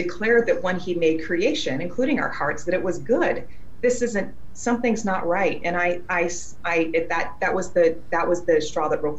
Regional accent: Wyoming, United States; also born or lived in Eureka, Missouri / southern Missouri; now in Missouri, United States; I grew up in Wyoming on a ranch setting at the base of a mountain

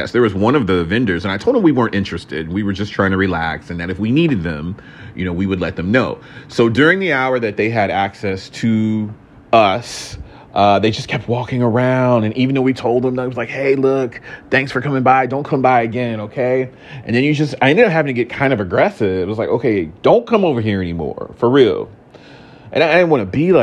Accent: Houston, Texas, United States; moved away; also born or lived in Atlanta, Georgia; I was raised in Houston, Texas, my childhood anyway

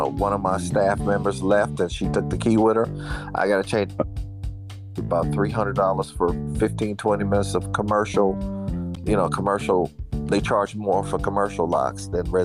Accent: Fort Lauderdale, Florida, United States; I grew up in Fort Lauderdale

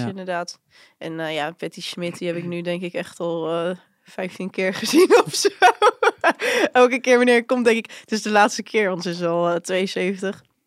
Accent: Barendrecht, South Holland, Netherlands; ik kom eigenlijk oorspronkelijk uit Barendrecht

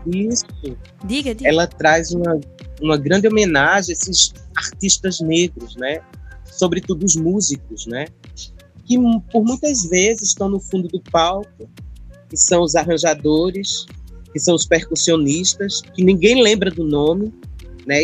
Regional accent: São José do Egito, Pernambuco, Brazil; eu também sou do Sertão, eu sou do sertão, não sou do Bodocó, mas sou do sertão do Pajeú. Sou de São é. José do Egito, terra dos poetas

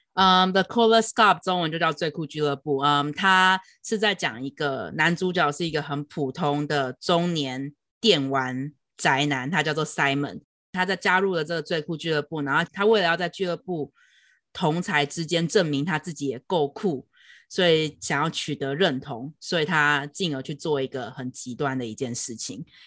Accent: Taiwan; moved away as an adult; now in New York, United States; 在台湾，我会感觉有时候自信会连接到骄傲

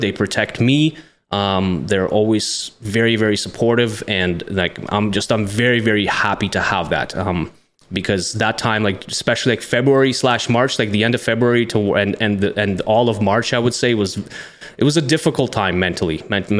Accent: Russia; English is a second language; As most people know out there by now, that I was born and raised in the Soviet Union, Russian by blood.

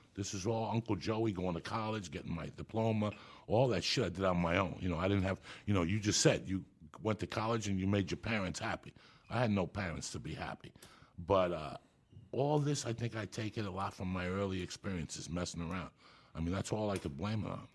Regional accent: Cuba; also born or lived in Boulder, Colorado; I'm Cuban, so I was born in Santa Ria religion

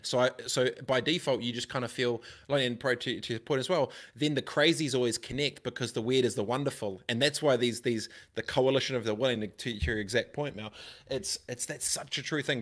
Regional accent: New Zealand; growing up in Aronoia, in my high school, in my seventh form

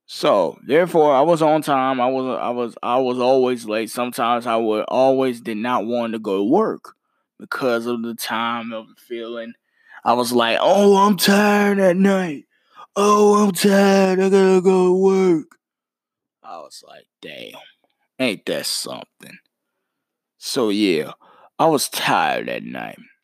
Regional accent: Mount Holly, North Carolina, United States; my city of my hometown, Mount Holly, North Carolina

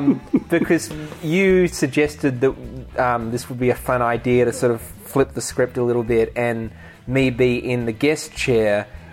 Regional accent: Australia; born or raised there

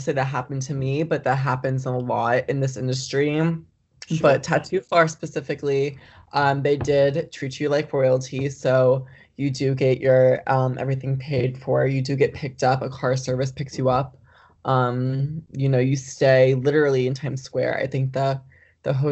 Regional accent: West Palm Beach, Florida, United States; now in Jacksonville, United States; I'm currently living in Jacksonville, Florida. I'm from West Palm Beach

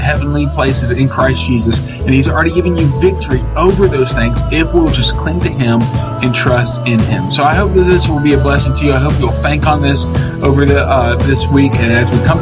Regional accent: Georgia, United States; I grew up in Georgia

